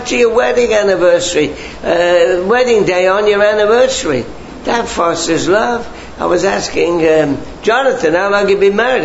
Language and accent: English; England, United Kingdom; now in Canada; I grew up in England where we had these lovely gardens, you know, lots of rain, and I have an English garden in Canada